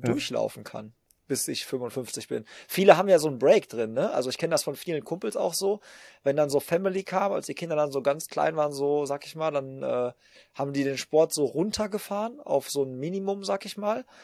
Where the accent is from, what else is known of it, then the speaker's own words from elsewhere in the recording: Hagen, North Rhine-Westphalia, Germany; bei uns in Hagen, wo ich herkomme